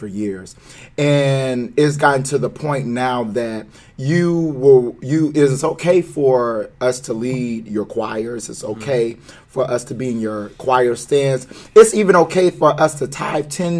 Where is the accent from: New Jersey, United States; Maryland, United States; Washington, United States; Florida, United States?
Florida, United States; Bradenton; I love my county, Bradenton, Florida